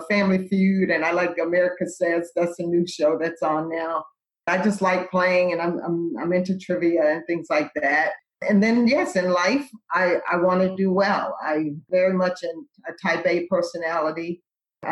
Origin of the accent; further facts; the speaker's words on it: Lexington Park, Maryland, United States; I grew up in Lexington Park, Maryland